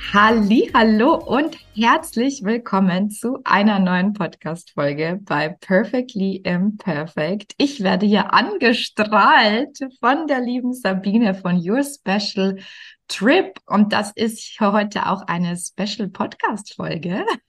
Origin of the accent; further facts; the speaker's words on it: Bavaria, Germany; accent: Bavarian; wenn jemand mir mit meinem Dialekt gegenüber sitzt, dann falle ich sofort eigentlich ins Bayerische